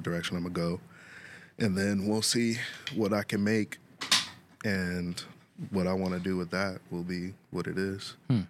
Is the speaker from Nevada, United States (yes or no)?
no; Lakewood, California, United States; Yeah, literally right on the border of Lakewood and Bellflower.